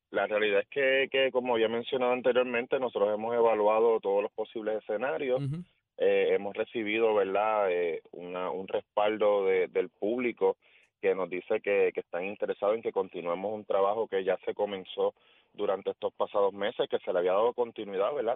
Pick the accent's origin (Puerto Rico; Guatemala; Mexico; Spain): Puerto Rico; Guánica; moved away as an adult; now in Mayagüez, Puerto Rico; Yo, yo nací en Guánica y eso, eso está claro. Yo a mis 18 años me mudé para Mayagüez para estudiar en el colegio